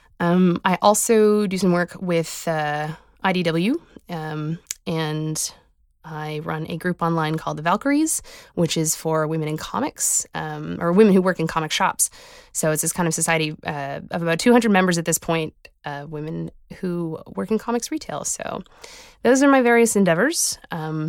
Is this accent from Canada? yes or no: yes; Halifax, Nova Scotia, Canada; I'm a cartoonist from Halifax, Nova Scotia